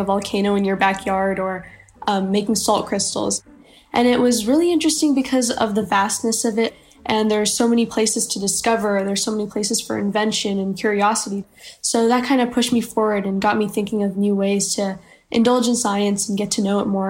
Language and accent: English; Frisco, Texas, United States; I'm from Frisco, Texas, and I'm 14 years old.